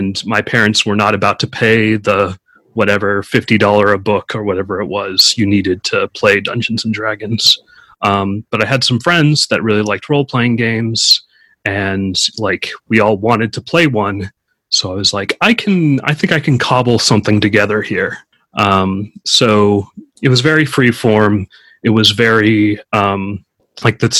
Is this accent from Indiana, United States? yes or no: no; California, United States; I'm from California